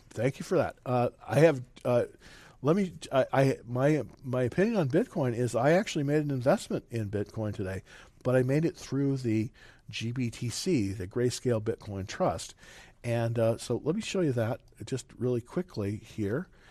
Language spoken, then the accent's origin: English; Salinas, California, United States; moved away; I'm originally from California, and uh, it's um, let's see, um, that's where they have real farmers in Salinas